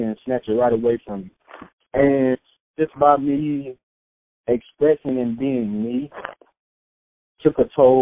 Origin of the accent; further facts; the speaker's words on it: Winston-Salem, North Carolina, United States; moved away as an adult; now in Seattle, United States; I come from Winston, North Carolina.